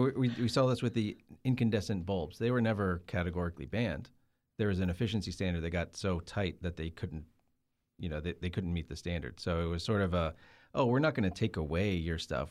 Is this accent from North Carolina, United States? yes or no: yes; Rockingham, North Carolina, United States; I grew up near Rockingham. There's the Rockingham Motor Speedway. This is in North Carolina